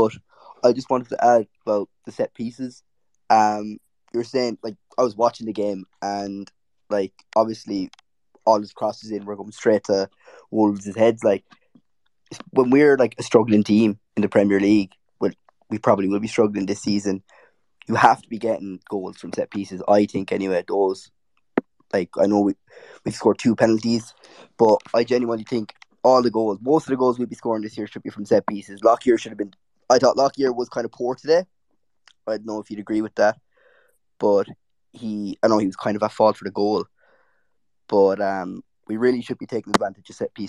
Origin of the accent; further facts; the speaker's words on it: Ireland; And as an Irishman as well